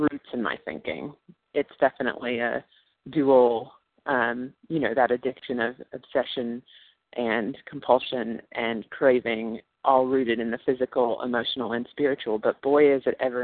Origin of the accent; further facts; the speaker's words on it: New York, United States; I'm from New York, but I'm calling y'all from Asheville, North Carolina